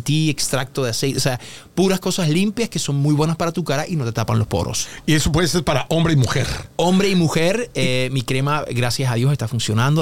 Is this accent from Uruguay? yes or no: no; Puerto Rico; Yo soy de Puerto Rico, yo hablo inglés, pero desde niño pues yo no hablaba mucho inglés